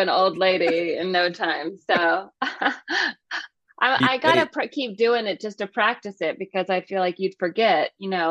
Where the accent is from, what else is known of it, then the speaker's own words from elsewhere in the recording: California, United States; born there; I was born in Northern California, so everybody up there, they're all Oakland A's fans.